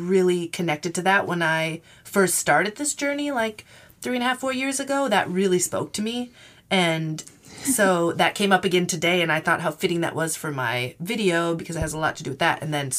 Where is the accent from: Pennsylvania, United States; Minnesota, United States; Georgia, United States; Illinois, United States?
Minnesota, United States; growing up in Minnesota and going through those winters